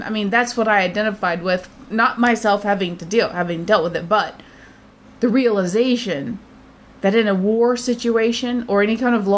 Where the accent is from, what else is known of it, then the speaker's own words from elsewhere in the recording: United States; as an American